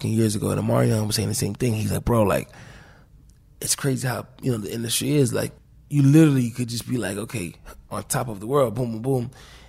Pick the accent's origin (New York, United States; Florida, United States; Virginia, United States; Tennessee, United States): Florida, United States; Like, I grew up in Florida where we got little lakes behind our house, but not no main big ocean.